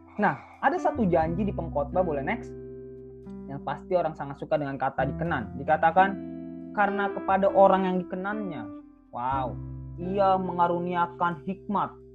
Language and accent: Indonesian; Jakarta, Indonesia; now in Bekasi, Indonesia; saya orang Jakarta